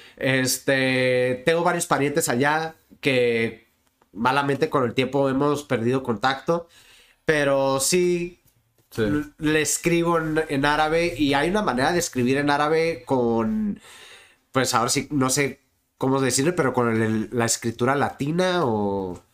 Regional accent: Tijuana, Baja California, Mexico; also born or lived in Mexicali, Mexico; Nací en Mexicali, Baja California, el 2 de mayo del 91. Y el 15 de mayo del 91 llegué a, a Tijuana

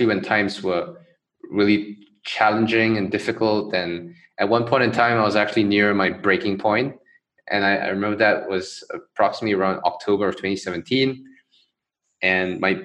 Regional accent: Johor Bahru, Johor, Malaysia; I grew up in Malaysia, in Johor Bahru, basically a city right across the causeway

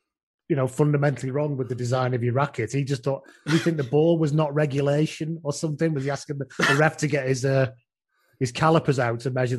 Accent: England, United Kingdom; and I'm English.

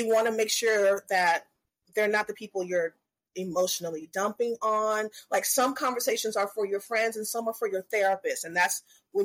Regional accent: the South, United States; I'm from the South

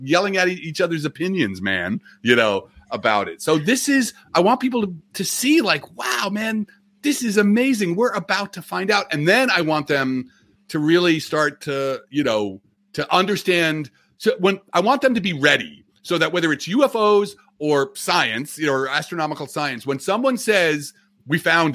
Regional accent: New Jersey, United States; I'm from Jersey, as you can, you know, New York Mets here, you know, I'm tri-state ethnic

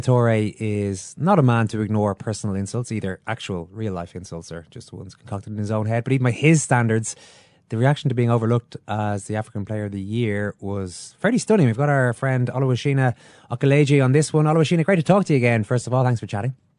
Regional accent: Ireland; we have been oppressed in the past, uh, us Irish

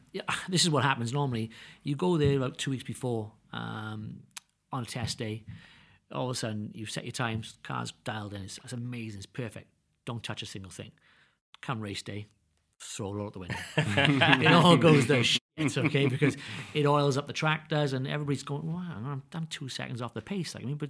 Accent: Wales, United Kingdom; I always say I'm the Welsh boy damn good.

